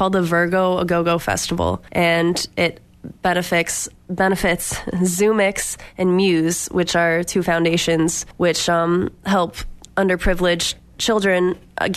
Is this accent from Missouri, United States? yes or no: no; Boxford, Massachusetts, United States; now in Hartford, United States; I'm a singer-songwriter based in Hartford, Connecticut, but I grew up around here in Boxford, Massachusetts